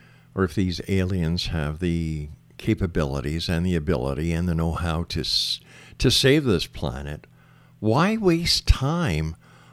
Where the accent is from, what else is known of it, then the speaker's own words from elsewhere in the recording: Canada; Wait a second. I'm a Canadian, and that's how I'd like to see it done.